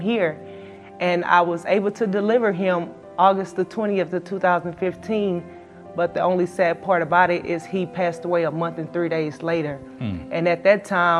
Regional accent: Houston, Texas, United States; I'm from Houston, Texas.

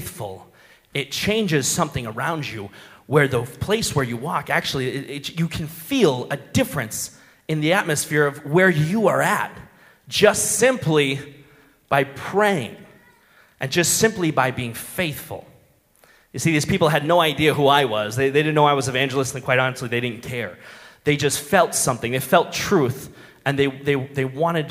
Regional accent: Minnesota, United States; I'm from Minnesota

